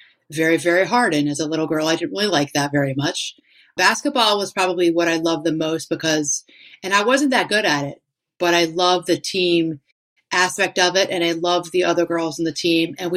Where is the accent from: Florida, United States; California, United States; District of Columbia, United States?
District of Columbia, United States; Washington; moved away; my two sisters who still lived in my hometown area of Washington, D.C.